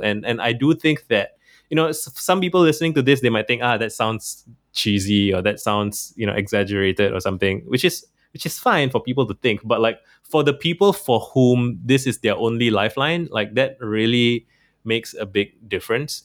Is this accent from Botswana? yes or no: no; Singapore; I'm from Singapore